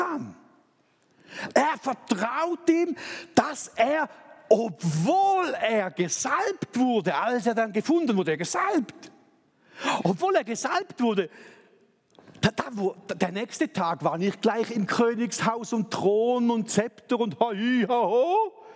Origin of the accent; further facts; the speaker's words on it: Thurgau, Switzerland; ich als Thurgauer genau weiß, wo Sulgen ist